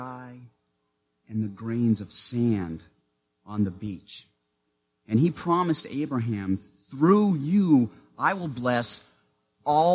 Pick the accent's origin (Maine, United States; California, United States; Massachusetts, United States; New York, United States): Maine, United States; Growing up in Maine, in the small town where I lived, I was what the school district called a walker